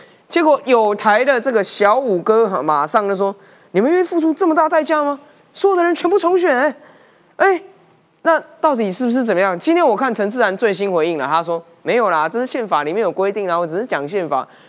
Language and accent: Chinese; Taiwan; 我们台湾人期待的改革，期待的国会，